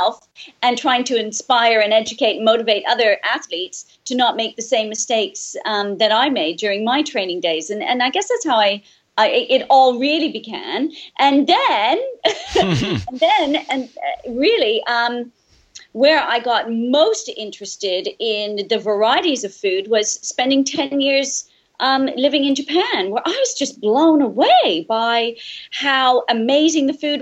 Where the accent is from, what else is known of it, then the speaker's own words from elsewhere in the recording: Canada; moved away; growing up in Canada, we have such very strong seasons